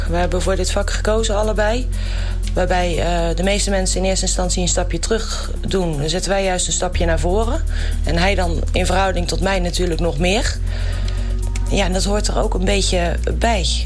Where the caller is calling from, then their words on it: Utrecht, Netherlands; uit Utrecht.